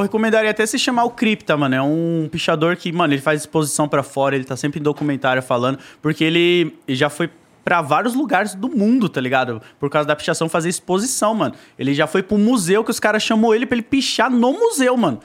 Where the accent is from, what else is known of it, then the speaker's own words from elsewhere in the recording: Zona Leste, São Paulo, Brazil; Eu fui criado ali na Zona Leste, na Coab 2